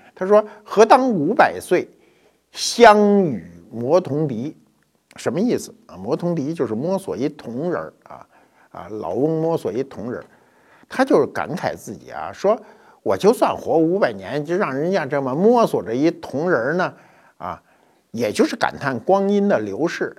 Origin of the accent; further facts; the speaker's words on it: China; 我们中国人